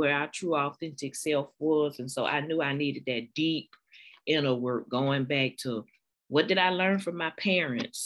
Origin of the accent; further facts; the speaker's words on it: South Carolina, United States; I'm from South Carolina, born and raised, 46, a librarian, academic librarian